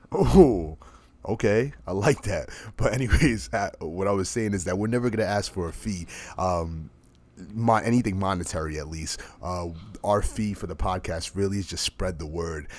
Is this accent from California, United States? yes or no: no; New York City, New York, United States; when I was growing up in the Bronx.